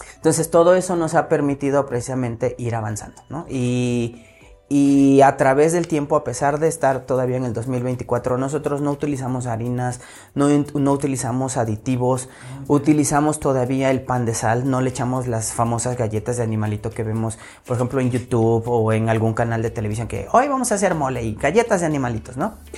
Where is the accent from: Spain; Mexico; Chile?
Mexico; como buen mexicano